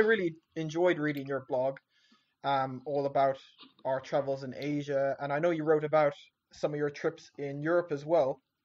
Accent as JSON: {"language": "English", "area": "southwest coast of Ireland", "region": "Munster", "country": "Ireland", "tie": "born or raised there", "said": "I grew up in a small uh, village in the southwest coast of Ireland"}